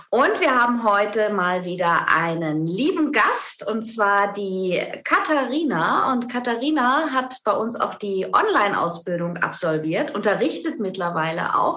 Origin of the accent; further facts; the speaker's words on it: Bavaria, Germany; Ich komme aus Bayern, aus der Nähe {S1} von Ingolstadt.